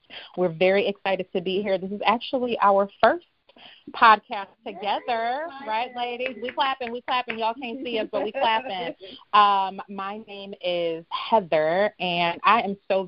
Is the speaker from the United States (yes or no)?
yes; Chicago, Illinois, United States; grew up on the South Side of Chicago